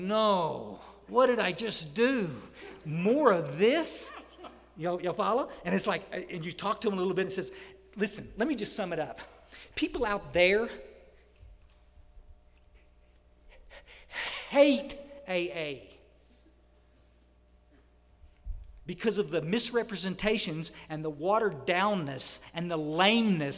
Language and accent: English; Odessa, Texas Hill Country, United States; also born or lived in Houston, Texas; I grew up in a hill country. Myers and I, we were raised over in Odessa, out in West Texas. We moved to the hill country